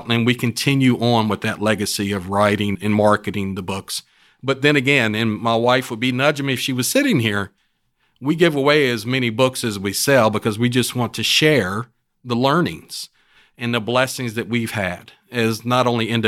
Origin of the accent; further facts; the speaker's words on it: West Virginia, United States; now in Houston, United States; from West Virginia.